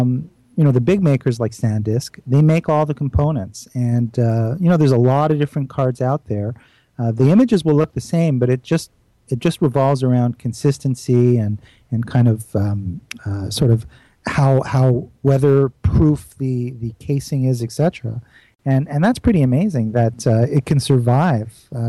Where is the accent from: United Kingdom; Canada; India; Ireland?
Canada; I'm a Canadian, though.